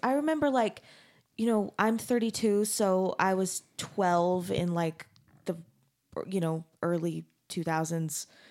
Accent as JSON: {"language": "English", "town": "Mesa", "region": "Arizona", "country": "United States", "tie": "born or raised there", "said": "I grew up in Mesa, Arizona"}